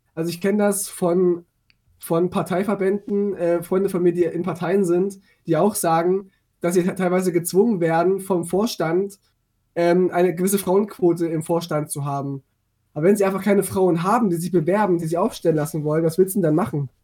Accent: eastern Germany, East Germany, Germany; ich komme ja auch aus Meusten so, und bin auf dem Dorf groß geworden.

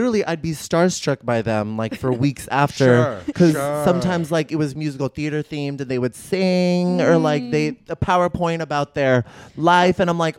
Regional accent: Bay Area, California, United States; I grew up in the Bay Area.

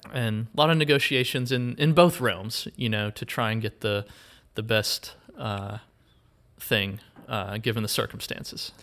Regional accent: Wilkes County, North Carolina, United States; growing up in Wilkes County, you know, we have Merle Fest, and so I would go to that. uh, as a kid and still go

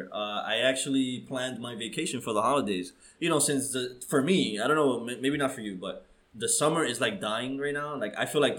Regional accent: New York City, New York, United States; as a New Yorker

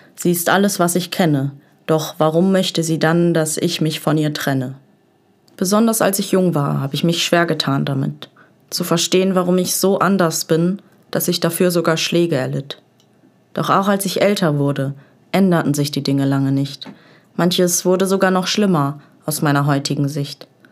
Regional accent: Essen, North Rhine-Westphalia, Germany; also born or lived in Dortmund; Zwischen Falkenzentrum und Weigelhaus. An diesen Orten wuchs ich auf. Zwischen Fußballplatz und Gesangsverein. Werde im Herzen für immer eine Essenerin sein.

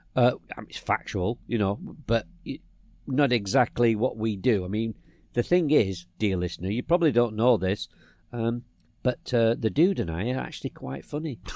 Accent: England, United Kingdom; I was from England

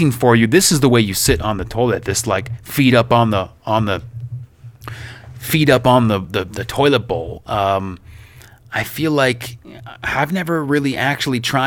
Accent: Oakville, Ontario, Canada; moved away as an adult; now in Ukraine; My hometown of Oakville, Ontario

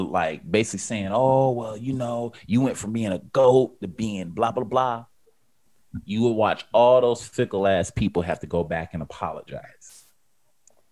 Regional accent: United States; I'm American.

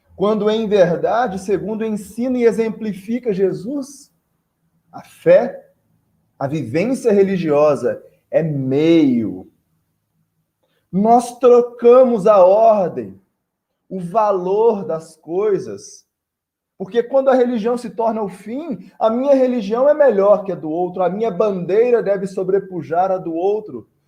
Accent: Barbacena, Minas Gerais, Brazil; now in Conselheiro Lafaiete, Brazil; Barbacena é minha cidade natal

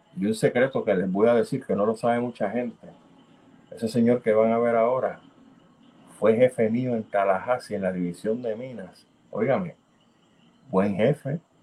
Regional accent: Puerto Rico; nosotros como buenos puertorriqueños

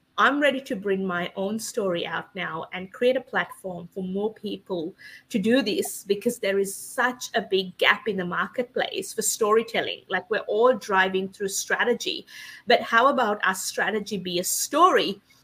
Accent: Sri Lanka; moved away as an adult; now in Australia; I was born and raised in Sri Lanka and came to Australia when I was 18

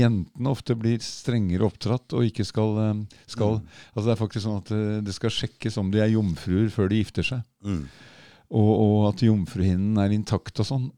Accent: Oslo, Norway; Jeg vokste opp på Kalbakken

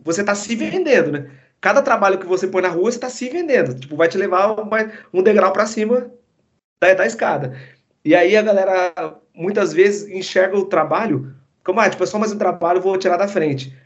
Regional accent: Maringá, Paraná, Brazil; moved away as an adult; also born or lived in Santos; Eu nasci em Santos, aí fui para Maringá em 2000, e aí fiquei, tipo, 21 anos em, em Maringá, né? É, eu, eu fui com oito anos pra

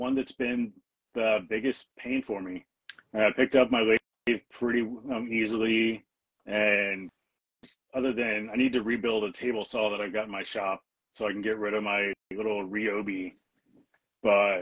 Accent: Missouri, United States; now in Washington, United States; I'm from Missouri

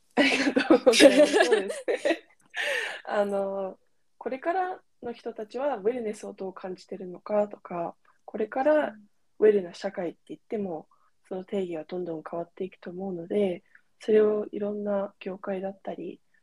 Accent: California, United States; moved away; カリフォルニアで生まれ育ったんですけど

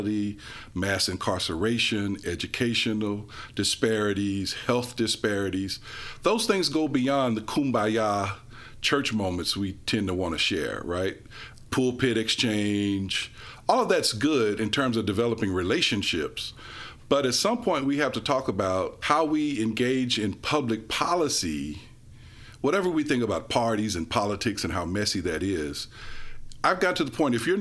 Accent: Memphis, Tennessee, United States; growing up in Memphis

